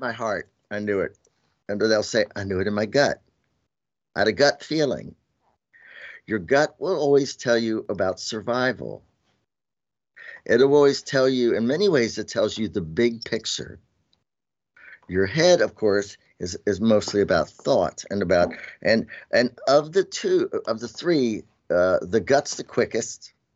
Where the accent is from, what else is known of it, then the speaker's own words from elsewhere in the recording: Shenandoah Valley, Virginia, United States; I'm Southern and Appalachian, you know, and I grew up in Shenandoah Valley